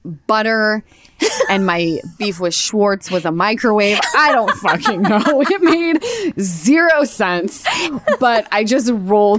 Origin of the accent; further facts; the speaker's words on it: Utah, United States; We're from Utah